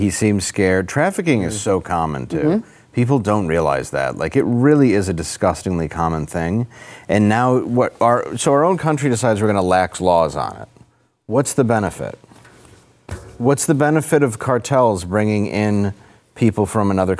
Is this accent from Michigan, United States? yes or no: yes; Detroit, Michigan, United States; I grew up in Detroit on the border